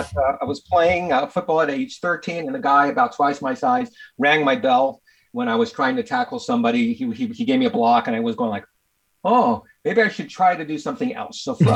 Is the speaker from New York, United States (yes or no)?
yes; New York, United States; accent: a bit of an accent; moved away as an adult; also born or lived in Syracuse / Arizona; now in Santa Barbara, United States; I grew up in New York, went to college in Syracuse for a while and transferred to Arizona.